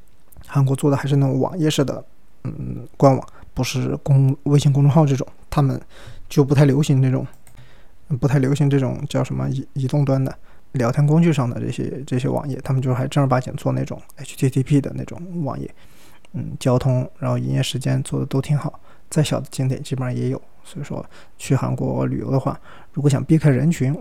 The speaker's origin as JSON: {"language": "Chinese", "region": "Sichuan", "country": "China", "accent": "Sichuanese Mandarin (Chuanpu)", "said": "这三个字对我们四川话四川人真的很痛苦。我们的川普不分那个平翘舌音的，我如果说四川话就变成“福斯斯”"}